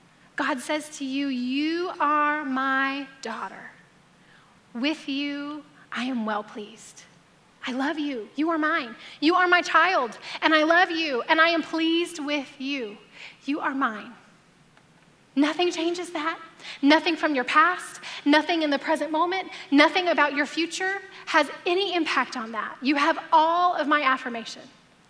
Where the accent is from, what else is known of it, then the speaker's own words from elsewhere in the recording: the South, United States; I grew up in the South